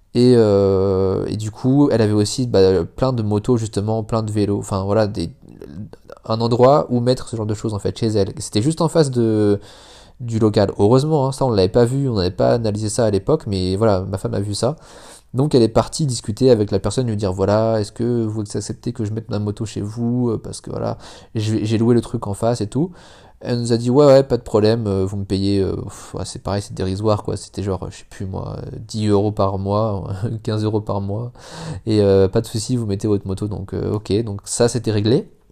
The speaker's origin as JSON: {"language": "French", "country": "France", "moved": "as an adult", "lives_now": "Indonesia", "said": "je suis français ma femme est indonésienne"}